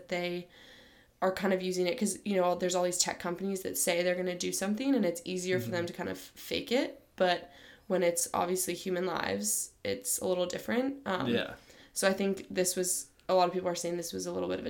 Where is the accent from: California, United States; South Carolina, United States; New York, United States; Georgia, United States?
California, United States; San Diego; now in Stanford, United States; I am originally from San Diego